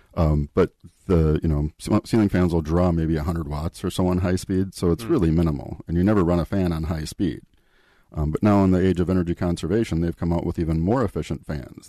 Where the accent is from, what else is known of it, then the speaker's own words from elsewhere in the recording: Eden Prairie, Minnesota, United States; I grew up in the Minneapolis area. Eden Prairie was uh, my hometown.